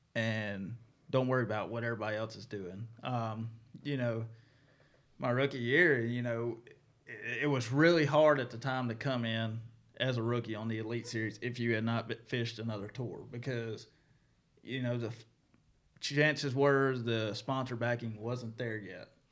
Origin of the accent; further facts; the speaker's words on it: Mississippi, United States; even though I'm from Mississippi, I live right there on the line